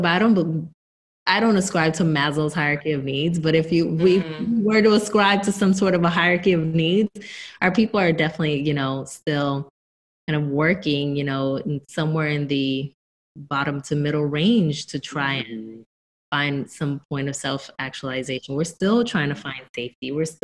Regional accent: Newark, New Jersey, United States; moved away as an adult; I come from Newark, New Jersey. And up until about 5 months ago, I still lived in Newark, New Jersey.

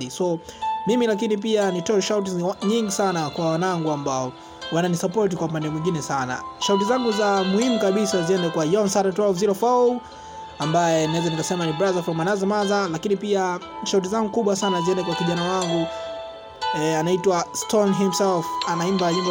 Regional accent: Dodoma, Tanzania; natokea Dodoma.

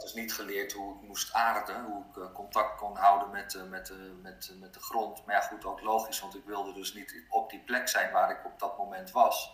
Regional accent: Abcoude, Utrecht, Netherlands; also born or lived in Norway; opgegroeid in een dorpje in Apkoude heet dat, net naast Amsterdam

